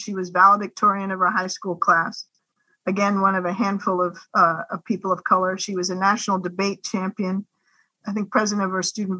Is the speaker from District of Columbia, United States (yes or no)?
yes; Washington, District of Columbia, United States; So my brother and I are born in the mid-60s. And we grew up here in Washington, D.C.